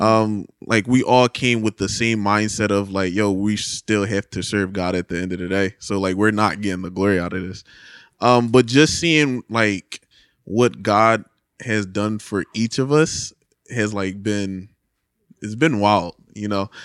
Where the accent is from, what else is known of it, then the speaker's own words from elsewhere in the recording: Philadelphia, Pennsylvania, United States; Grew up in Philadelphia, P A, West Philly